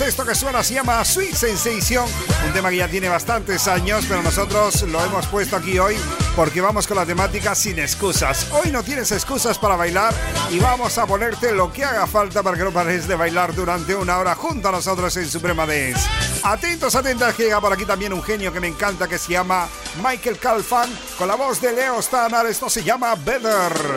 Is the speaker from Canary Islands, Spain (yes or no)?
yes; Canary Islands, Spain; llegamos los DJs 100% canarios